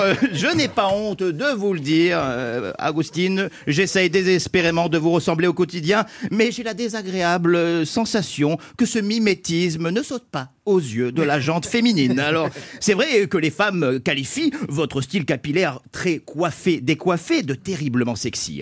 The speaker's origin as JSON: {"language": "French", "town": "Nice", "region": "Provence-Alpes-Côte d'Azur", "country": "France", "said": "je suis niçois d'origine vietnamienne"}